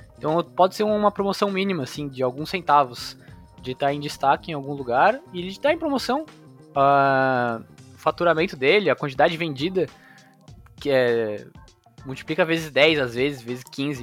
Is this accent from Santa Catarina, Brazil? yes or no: yes; Florianópolis, Santa Catarina, Brazil; also born or lived in São Paulo; eu sou natural de São Paulo. É, vim para Florianópolis aqui, bem pequena. Então moro em Floripa